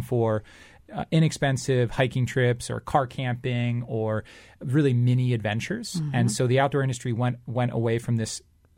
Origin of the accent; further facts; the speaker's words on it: Singapore; moved away as an adult; also born or lived in Michigan; now in United States; But I started it because I grew up in Southeast Asia, in Singapore, and so I moved to the States in 2005 for college. And when I came to the U.S. at first, I went to a school in Michigan